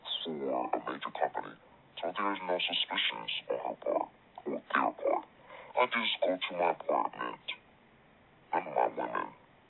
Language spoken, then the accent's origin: English; Mississippi, United States; now in Atlanta, United States; I currently live in Atlanta. I was born in Mississippi.